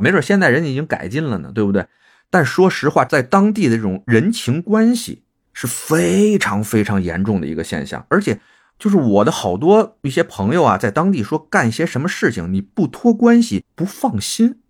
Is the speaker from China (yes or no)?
yes; Beijing, China; also born or lived in Shanghai; 我是从小在北京，啊，上海长大的